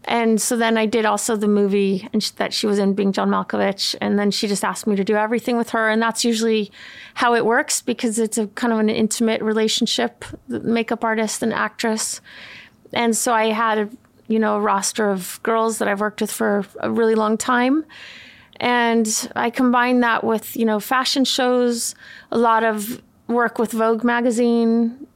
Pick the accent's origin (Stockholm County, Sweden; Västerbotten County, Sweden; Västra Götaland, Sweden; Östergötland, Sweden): Västerbotten County, Sweden; Umeå; also born or lived in California, United States / Los Angeles, United States; now in United States; I grew up in Sweden my dad is Swedish and we moved when I was 10 from California